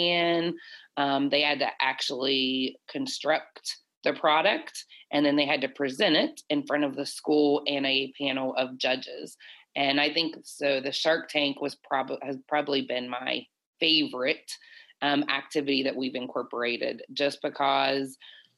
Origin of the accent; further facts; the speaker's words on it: Calhoun County, West Virginia, United States; moved away as an adult; also born or lived in Illinois; my first principal's position being in my hometown